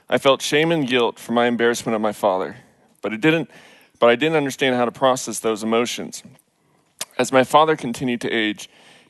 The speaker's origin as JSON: {"language": "English", "town": "Richardson", "region": "Texas", "country": "United States", "tie": "born or raised there", "said": "I grew up in Richardson into what I'd call the quintessential Pleasantville environment."}